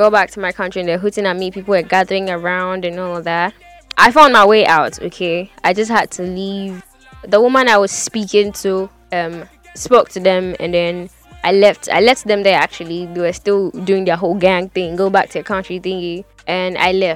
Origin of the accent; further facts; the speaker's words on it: Ghana; I am Ghanaian